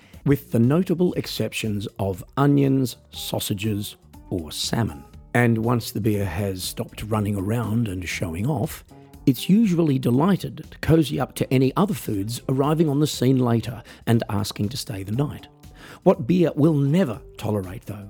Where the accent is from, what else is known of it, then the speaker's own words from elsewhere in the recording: Australia; I'm an Australian musician